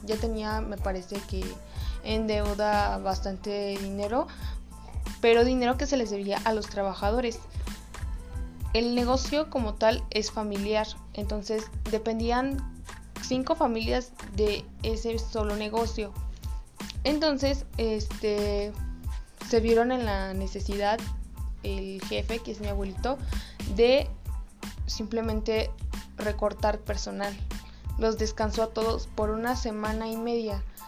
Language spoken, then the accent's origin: Spanish; Mexico